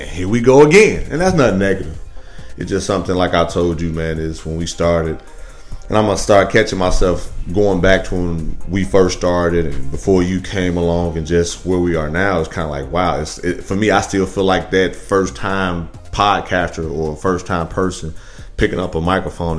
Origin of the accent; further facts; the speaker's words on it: Midwest, United States; I'm from the Midwest